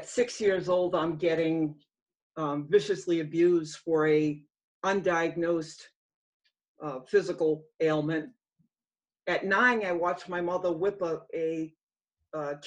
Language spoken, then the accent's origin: English; Massachusetts, United States; I grew up in the state of Massachusetts.